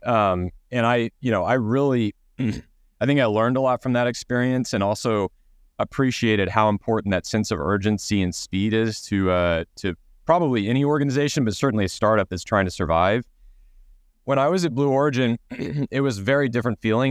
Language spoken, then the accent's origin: English; Texas, United States; I grew up in Texas, so we grew up on a large property